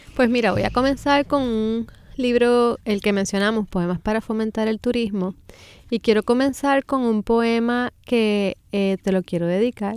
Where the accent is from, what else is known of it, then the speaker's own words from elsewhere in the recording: San Juan, Puerto Rico; moved away as an adult; now in Ponce, Puerto Rico; soy de San Juan y me crié toda la vida acá